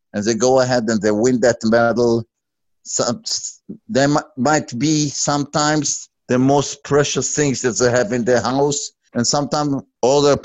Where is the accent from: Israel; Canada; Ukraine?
Israel; moved away; I'm originally from Israel